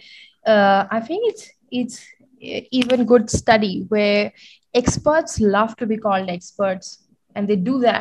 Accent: New Delhi, Delhi, India; also born or lived in London, United Kingdom; I was born and brought up in New Delhi.

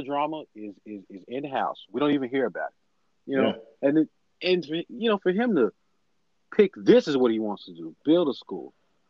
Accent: Columbus, Ohio, United States; We're from Columbus. Northeast Ohio. Okay. We're from Columbus to Canton.

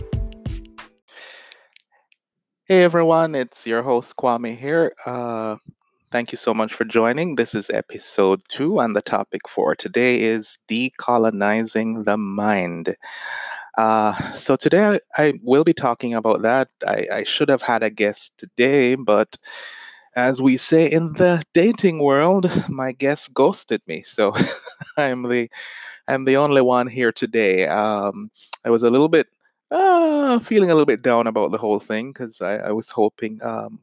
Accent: Jamaica; now in United States; I'm from Jamaica. I'm now living in the US, but I was raised in a society that is a product of colonialism.

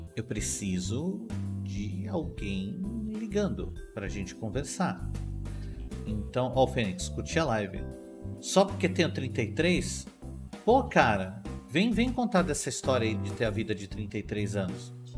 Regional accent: São Paulo, Brazil; eu sou de São Paulo, eu sou de São Paulo, eu sou da cidade de São Paulo.

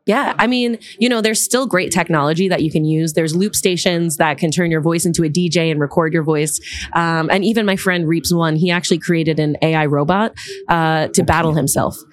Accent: Long Island, New York, United States; moved away as an adult; now in Manhattan, United States; I'm from Long Island originally. And then I've lived all over the city. Now I'm in Manhattan.

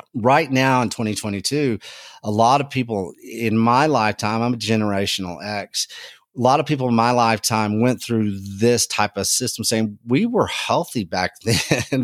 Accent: Texas, United States; I'm from Texas

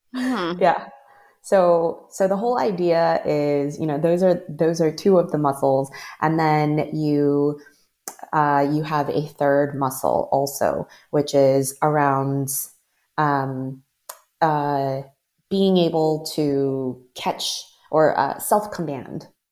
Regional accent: Maryland, United States; moved away as an adult; also born or lived in Los Angeles / San Francisco / New York / Ghana; I was born and raised in the Maryland area

